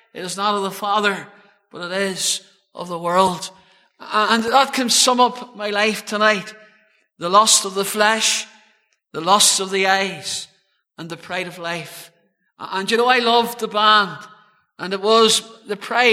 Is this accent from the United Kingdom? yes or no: yes; Cloncore, the Birches, near Craigavon, Northern Ireland, United Kingdom; I was born in Craigavon Urie Hospital, and I was born into a good home, and reared in the townland of Cloncore, just there in the Birches